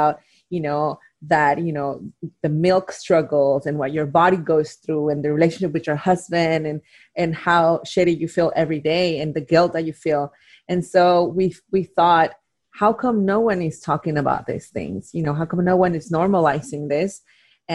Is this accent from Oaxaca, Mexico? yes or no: yes; Oaxaca, Mexico; moved away; Growing up in Mexico, in Oaxaca, growing up in a telenovela culture